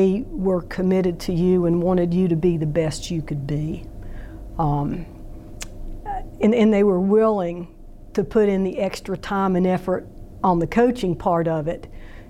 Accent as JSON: {"language": "English", "town": "Jefferson City", "region": "Missouri", "country": "United States", "tie": "born or raised there", "said": "Robin and I grew up together in Jefferson City"}